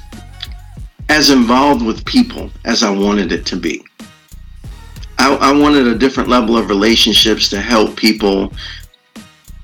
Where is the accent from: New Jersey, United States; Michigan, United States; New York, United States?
New York, United States; moved away as an adult; also born or lived in Tampa, Florida; I grew up in New York, and I went to college in University of South Florida in Tampa, Florida.